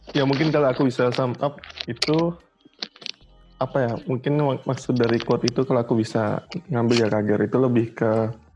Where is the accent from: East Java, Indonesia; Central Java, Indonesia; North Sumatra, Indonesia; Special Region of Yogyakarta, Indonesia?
East Java, Indonesia; Surabaya; now in Jakarta, Indonesia; aku kan dari Surabaya and but now I'm live in I live in Jakarta